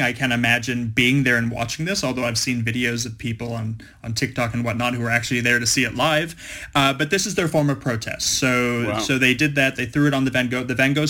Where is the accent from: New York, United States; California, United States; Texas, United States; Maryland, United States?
California, United States; Los Angeles; now in Melbourne, Australia; I'm I'm American. I'm from Los Angeles